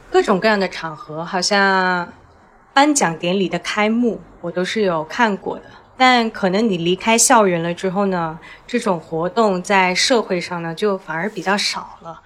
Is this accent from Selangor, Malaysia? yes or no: yes; Selangor, Malaysia; first language Chinese; 我们这些华裔土生土长在这儿的